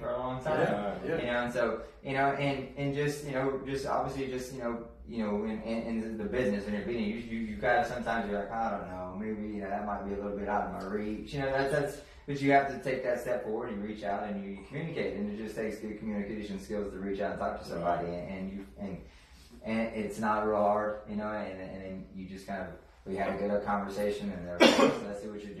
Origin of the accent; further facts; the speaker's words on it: Corpus Christi, Texas, United States; moved away as an adult; also born or lived in Huntsville, Texas / Cut and Shoot, Texas / Houston, Texas; I'm from Corpus Christi, Texas, and raised